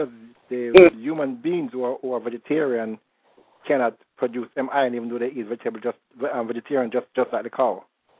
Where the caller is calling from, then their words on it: South Florida, United States; I'm calling from South Florida.